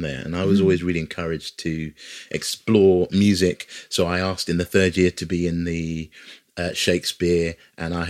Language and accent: English; Hertfordshire, East of England, United Kingdom; moved away as an adult; now in London, United Kingdom; I didn't grow up in London, I grew up just outside of London, Hertfordshire